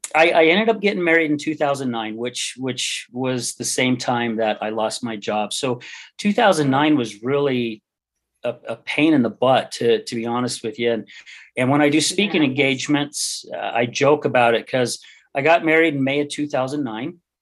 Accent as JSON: {"language": "English", "town": "West Jordan", "region": "Utah", "country": "United States", "tie": "born or raised there", "said": "I grew up in West Jordan. My parents moved out there when I was about nine years old."}